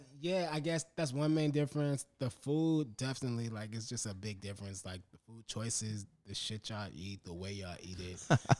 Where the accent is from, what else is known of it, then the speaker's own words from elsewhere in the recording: Los Angeles, California, United States; moved away as an adult; I'm from South Central Los Angeles